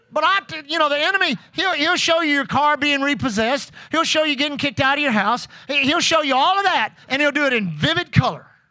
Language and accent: English; Pasadena, Texas, United States; being saved as a six-year-old boy in Aletha Groover's Sunday school class, First Assembly of God Church in Pasadena, Texas